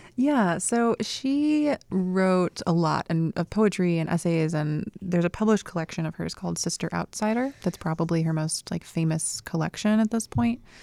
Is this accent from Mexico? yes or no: no; Sanford, North Carolina, United States; moved away; also born or lived in Durham, North Carolina / Raleigh, North Carolina; I grew up in a very small town called Sanford, North Carolina